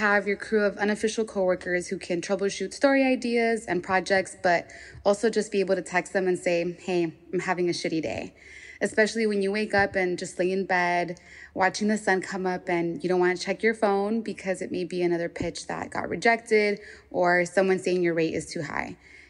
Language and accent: English; Los Angeles, California, United States; I'm a freelancer from and based in Southeast Los Angeles.